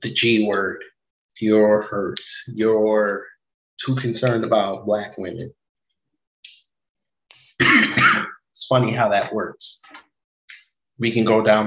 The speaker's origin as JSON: {"language": "English", "country": "Jamaica", "said": "I'm Jamaican"}